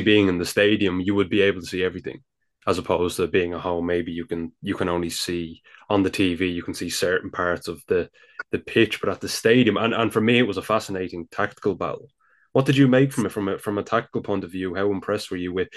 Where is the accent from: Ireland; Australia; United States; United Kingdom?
Ireland; accent: Irish; my Irish accent